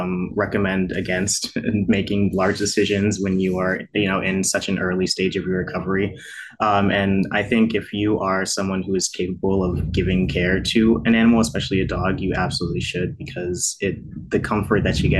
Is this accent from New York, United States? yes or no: no; New Jersey, United States; now in Baltimore, United States; I'm from New Jersey, but I live in Baltimore now